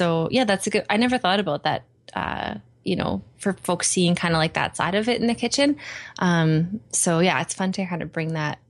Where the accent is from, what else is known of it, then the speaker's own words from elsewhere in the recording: Edmonton, Alberta, Canada; I did, yeah. Born and raised.